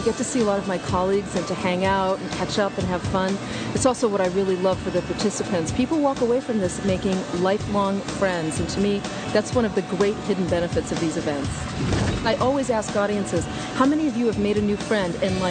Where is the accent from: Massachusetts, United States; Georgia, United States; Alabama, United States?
Massachusetts, United States; I'm from Massachusetts, in case you can't tell by my accent.